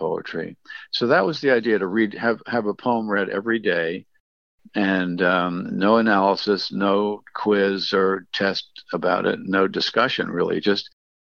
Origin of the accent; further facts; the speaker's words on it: United States; I'm an American poet